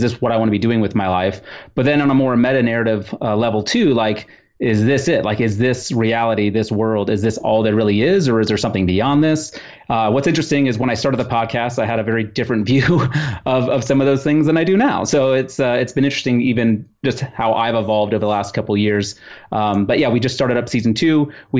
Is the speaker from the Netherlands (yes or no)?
yes; Netherlands; born there; my family's from the Netherlands. I was born in the Netherlands